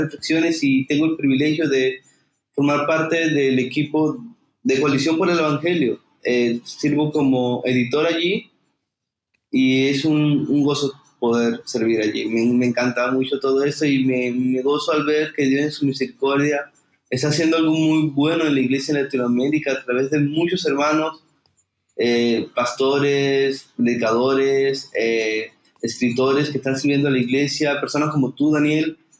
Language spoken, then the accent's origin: Spanish; Venezuela; moved away as an adult; now in Santa Marta, Colombia; Actualmente estoy sirviendo en una hermosa iglesia en Santa Marta, en Colombia, donde soy de Venezuela